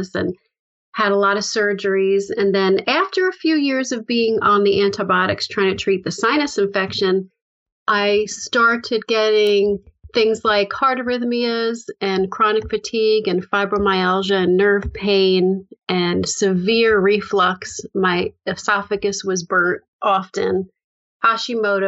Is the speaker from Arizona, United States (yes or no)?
no; upstate New York, United States; also born or lived in Bronx, New York / Manhattan, New York; I grew up in the Bronx, New York. And when I was about 6, we moved upstate into a house